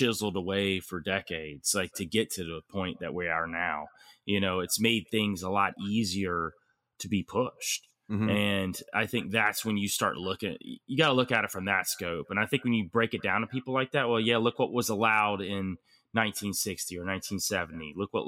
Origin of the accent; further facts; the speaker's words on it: Georgia, United States; I'm originally from Georgia. Shit. So I know how she rolls